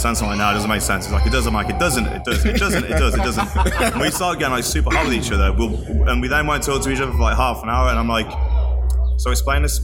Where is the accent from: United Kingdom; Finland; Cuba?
United Kingdom; moved away as an adult; now in United States; being British